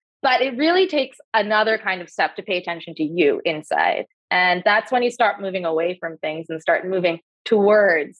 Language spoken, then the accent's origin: English; Canada; moved away as an adult; I had a very particular experience growing up as a young immigrant Canadian in Canada